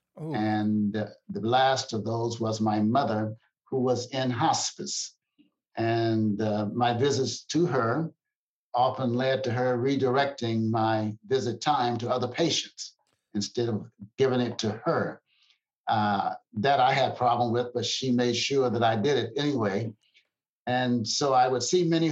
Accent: Lorain, Ohio, United States; moved away as an adult; also born or lived in Kentucky / Toledo, Ohio / Germany; now in Temple, Texas, United States; I grew up in the great state of Kentucky in my young childhood. In my teen years, it was in the state of Ohio, Toledo, Ohio, in specific, into Lorain, Ohio. That was my formative years

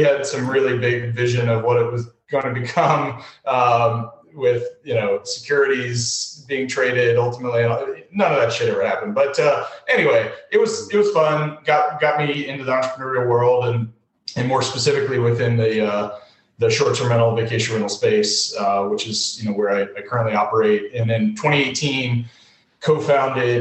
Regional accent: Atlanta, Georgia, United States; moved away as an adult; also born or lived in Massachusetts; I grew up in Atlanta. I just recently relocated back to Atlanta

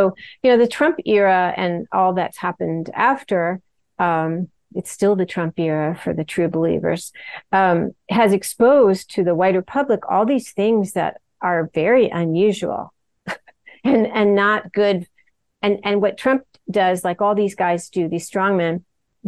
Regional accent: United States; I'm American

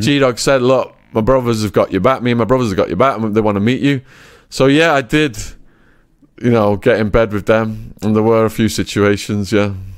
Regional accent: England, United Kingdom; accent: English; moved away; my English accent

